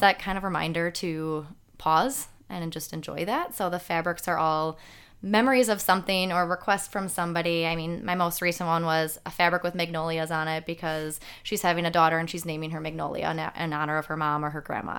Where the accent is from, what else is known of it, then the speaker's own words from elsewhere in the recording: Franklin, Wisconsin, United States; born and raised here in Franklin. Uh, been here my whole life